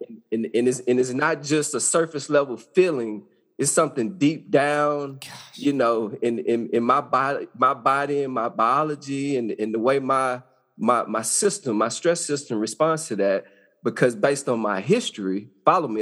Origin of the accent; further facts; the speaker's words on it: Arkansas, United States; I grew up in Arkansas, small town.